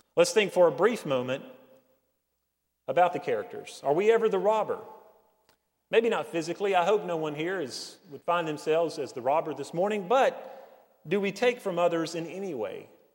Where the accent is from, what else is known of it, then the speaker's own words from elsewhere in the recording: Hendersonville, North Carolina, United States; I grew up in Hendersonville, uh, it's not the, the deep mountains, but it is the foothills of the mountains